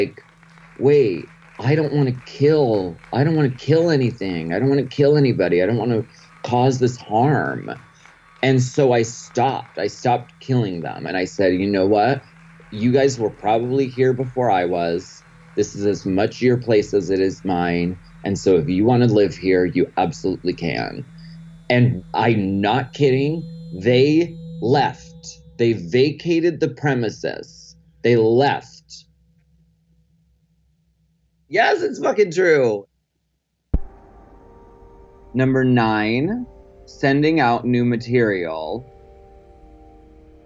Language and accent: English; Erie, Pennsylvania, United States; I'm from Erie, Pennsylvania.